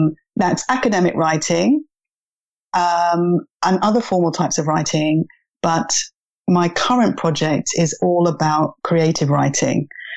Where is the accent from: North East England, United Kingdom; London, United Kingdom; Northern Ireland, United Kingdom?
London, United Kingdom; also born or lived in China; I am from London and I'm based in London now. However, I have taught abroad over in China, is where I got a lot of my English teaching experience.